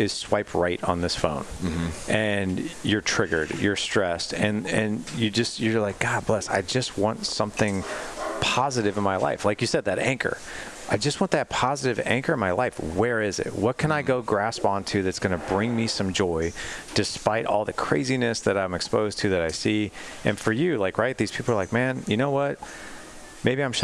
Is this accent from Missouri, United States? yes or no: yes; Missouri, United States; We live in Missouri